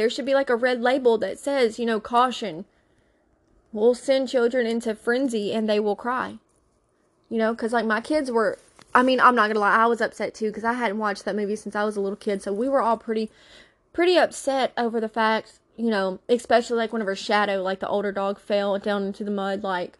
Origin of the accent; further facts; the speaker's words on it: the South, United States; Okay, we call it a buggy because I'm from the South.